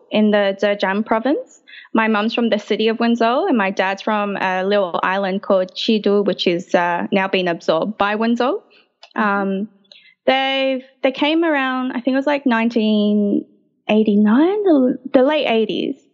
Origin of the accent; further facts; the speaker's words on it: Sydney, New South Wales, Australia; I was born in the RPA uh, and I grew up in around the Marrickville area. I still live around the Marrickville area, so it's very much my home.